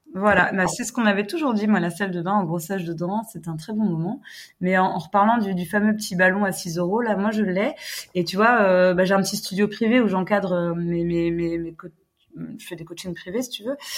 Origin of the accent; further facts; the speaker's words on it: United States; now in Lamballe, France; je suis américaine, j'habite près de Lamballe, donc euh, dans le 22.